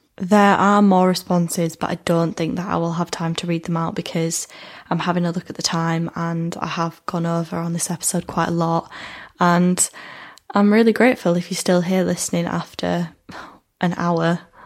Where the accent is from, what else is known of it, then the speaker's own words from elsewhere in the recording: United Kingdom; as a British person, because I feel like I've been brought up in a society where I've been told that alcohol is kind of the centre of our lives